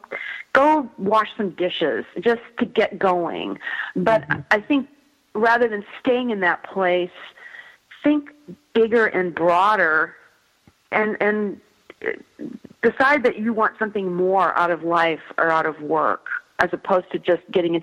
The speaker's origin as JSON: {"language": "English", "region": "Midwest", "country": "United States", "tie": "born or raised there", "said": "I grew up in the Midwest"}